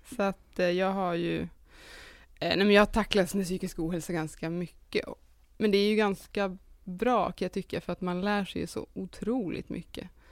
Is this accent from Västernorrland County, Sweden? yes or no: yes; Sundsvall, Västernorrland County, Sweden; now in Stockholm, Sweden; Jag kommer ifrån Sundsvall men har bott i Stockholm rätt länge nu.